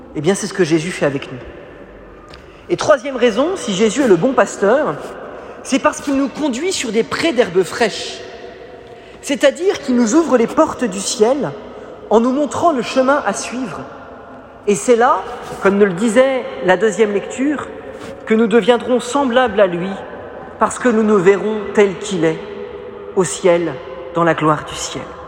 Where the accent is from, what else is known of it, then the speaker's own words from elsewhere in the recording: Paris, Île-de-France, France; je suis né à Paris